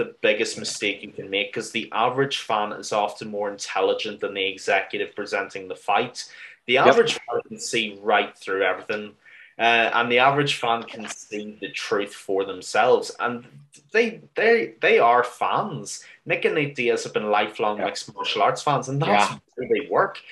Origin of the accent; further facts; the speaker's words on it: Ireland; as an Irish mixed martial arts fan